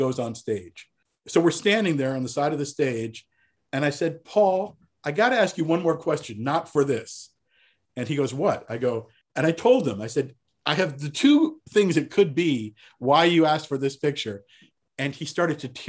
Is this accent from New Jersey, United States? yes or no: yes; New Jersey, United States; I am from New Jersey